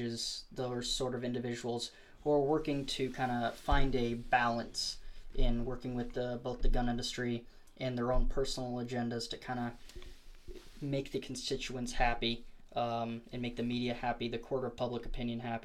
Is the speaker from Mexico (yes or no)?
no; Moab, Utah, United States; now in Idaho, United States; I'm from Moab, Utah. Moab, Utah